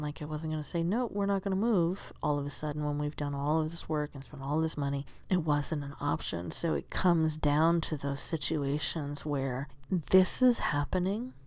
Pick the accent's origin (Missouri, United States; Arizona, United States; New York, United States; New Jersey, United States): Arizona, United States; Southern; moved away as an adult; also born or lived in Tucson; now in Oregon, United States; I grew up in Southern Arizona where it's just sunny all the time